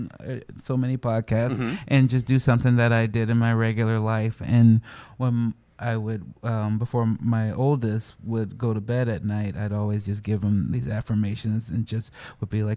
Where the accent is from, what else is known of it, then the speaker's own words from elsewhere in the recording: Chicago, Illinois, United States; people used to make fun of me growing up in Chicago because of my voice and the way I speak